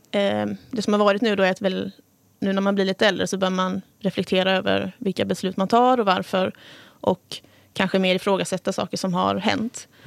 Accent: Nässjö, Jönköping County, Sweden

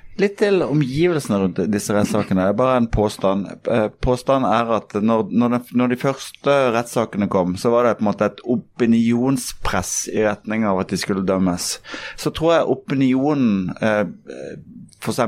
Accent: Kristiansand, Agder, Norway; vi er jo begge fra Kristiansand

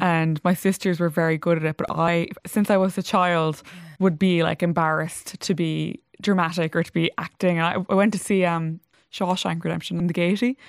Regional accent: Limerick, Munster, Ireland; I'm from Limerick

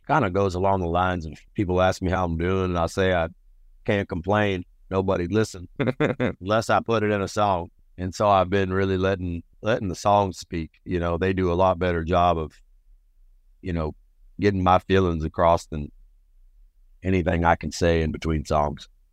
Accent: Dallas, Texas, United States; also born or lived in Rio Grande Valley, Texas / New Orleans, Louisiana / New York City / Paris, France; I was born in South Texas, Rio Grande Valley. pretty isolated region, but my mama moved us up to Dallas when I was a kid, and I split time between Dallas there with my mama and then down in New Orleans with my uncle

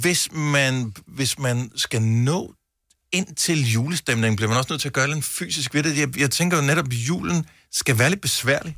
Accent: Funen, Southern Denmark, Denmark; jeg er fra Fyn, så det flager.

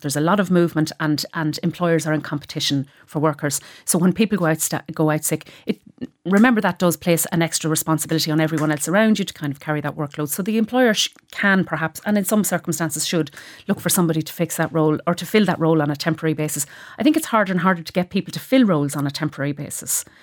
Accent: Cavan, Ulster, Ireland

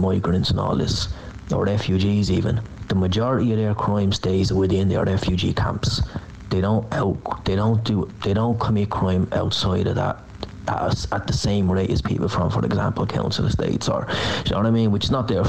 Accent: Dublin, Leinster, Ireland; accent: Dublin; See, by my voice, I sound like I'm from Dublin, which I am. I am from Dublin. By ethnicity wise, I'm Arab. I'm Arab ethnicity wise. So, do you know what I mean? Like, I'm Irish. I'm proud to be Irish.

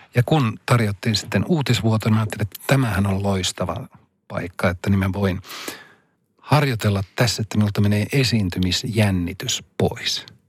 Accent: Rovaniemi, Lapland, Finland; mun kotikaupunkini Rovaniemen

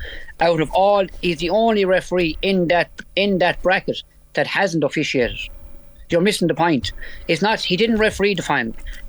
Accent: Munster, Ireland; I'm from Tipperary, so I was ruled out of five or six finals in the last 10 years, okay? Because I'm from Tipperary.

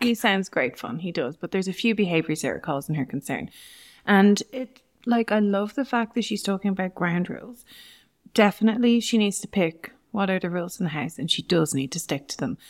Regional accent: Navan, Leinster, Ireland; also born or lived in England; I grew up in Navan

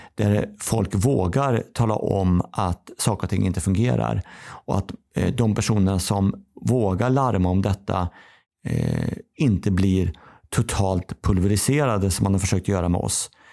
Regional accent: Kil, Värmland, Sweden; moved away; also born or lived in Karlstad; där jag kommer ifrån då, eh, Karlstad, Kil

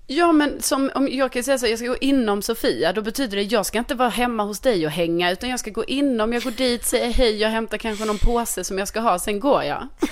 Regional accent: Skåne, Sweden; accent: Scanian (skånska); min skånska

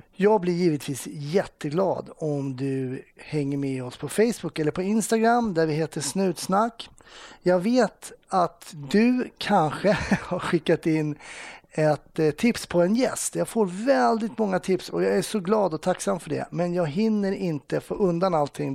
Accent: Stockholm, Stockholm County, Sweden; det är precis där jag är uppvuxen

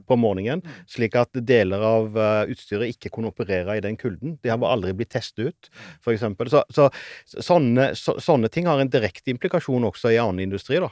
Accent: Sauda, Rogaland, Norway; det lokale biblioteket hjemme i Sauda

